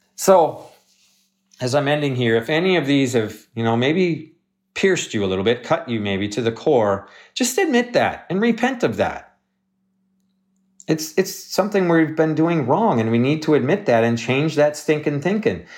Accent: Wisconsin, United States; moved away; I grew up in Wisconsin

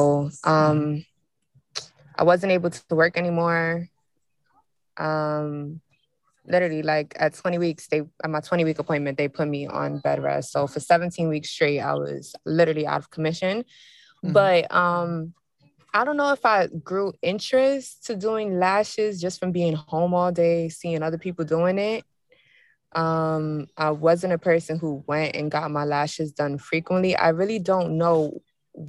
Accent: New York, United States; moved away as an adult; now in New Jersey, United States; I'm from New York, currently living in New Jersey

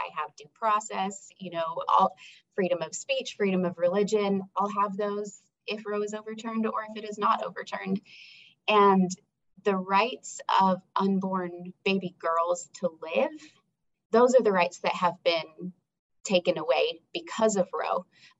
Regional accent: United States; And as an American woman, I find it offensive and appalling

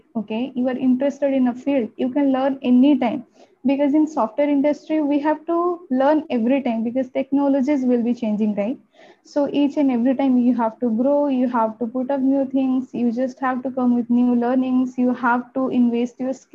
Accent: Odisha, India; first language Odia; English is a second language; also born or lived in Bangalore; my hometown is in Odisha

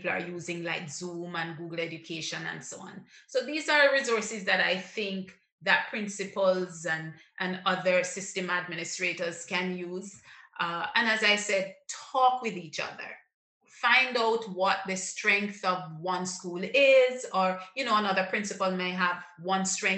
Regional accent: Jamaica; I'm a Jamaican, I understand the Jamaican psyche

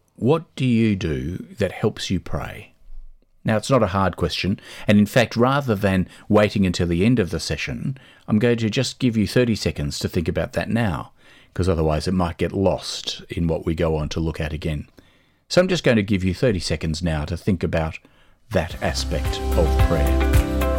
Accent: Australia; moved away as an adult; now in Dublin, Ireland; There are things that we grew up with in Australia that we love and we miss

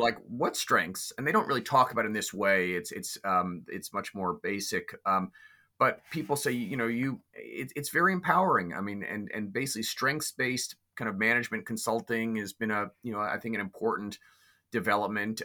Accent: New York City, New York, United States; I was raised in New York City

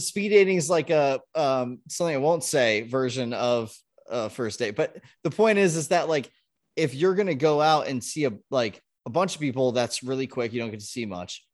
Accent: Southern California, United States; moved away as an adult; also born or lived in Ohio; I grew up in Southern California

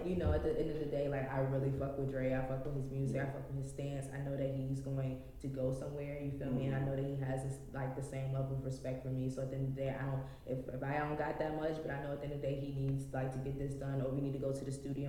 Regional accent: Richmond, Virginia, United States; I'm from Richmond.

